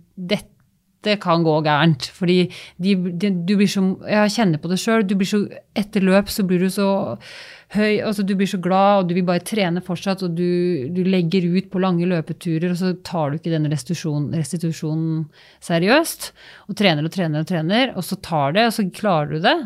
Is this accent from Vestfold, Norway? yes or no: yes; Holmestrand, Vestfold, Norway; moved away as an adult; also born or lived in Larvik / Oslo; hjemme i Holmestrand